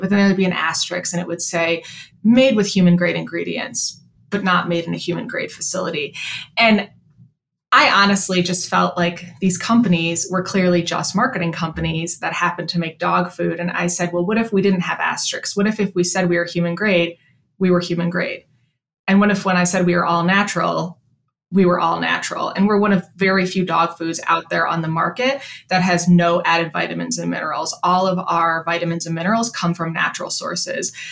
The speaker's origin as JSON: {"language": "English", "town": "Chicago", "region": "Illinois", "country": "United States", "also_born_or_lived": "New York City", "moved": "as an adult", "said": "I'm originally from Chicago"}